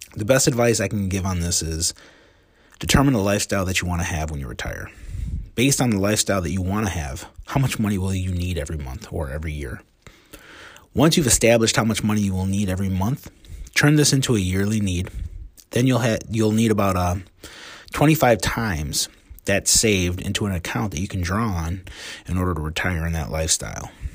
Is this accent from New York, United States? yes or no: no; Joliet, Illinois, United States; also born or lived in Elwood, Illinois; I was a kid growing up in Joliet in the nineteen eighties